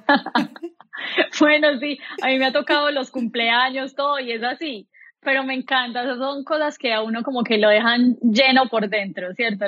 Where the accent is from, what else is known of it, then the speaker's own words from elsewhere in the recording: Colombia; moved away as an adult; now in United States; Soy una mujer colombiana, orgullosamente colombiana, nací y crecí